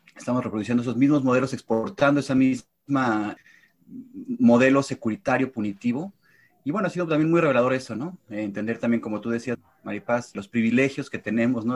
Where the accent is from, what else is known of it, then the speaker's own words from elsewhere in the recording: Mexico City, Mexico; also born or lived in Madrid, Spain / New Jersey, United States / New York, United States; now in Vermont, United States; soy de la Ciudad de México